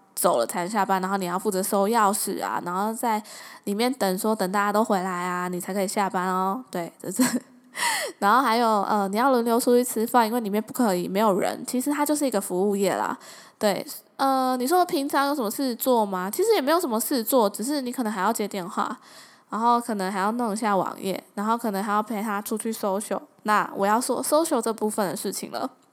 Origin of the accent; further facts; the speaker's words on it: southern Taiwan, Taiwan; moved away; 就回南部嘛。那回南部老家住一段时间